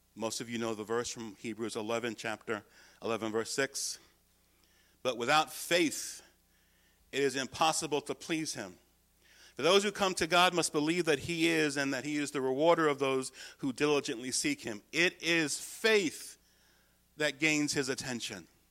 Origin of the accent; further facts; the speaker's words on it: United States; my salvation is not in being an American